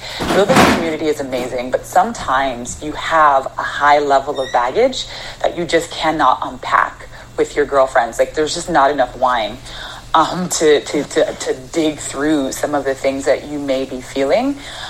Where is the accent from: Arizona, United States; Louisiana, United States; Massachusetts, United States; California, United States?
Arizona, United States; also born or lived in Canada; I was born in Canada. But I grew up in Arizona.